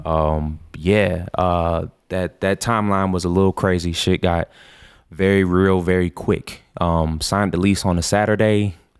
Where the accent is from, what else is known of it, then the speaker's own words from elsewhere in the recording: Orlando, Florida, United States; moved away as an adult; now in Colorado, United States; I'm from Orlando area